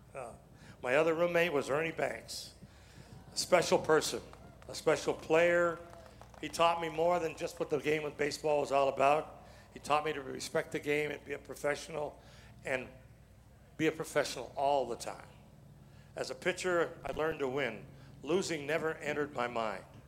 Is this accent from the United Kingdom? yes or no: no; Chatham, Ontario, Canada; When I was a little kid growing up in Chatham, Ontario